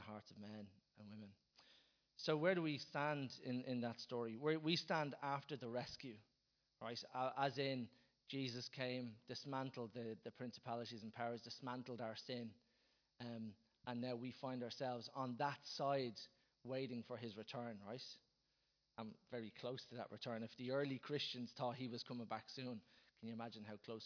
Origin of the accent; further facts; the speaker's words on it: Dublin, Leinster, Ireland; us as Dubliners or wherever you're from, as Irish people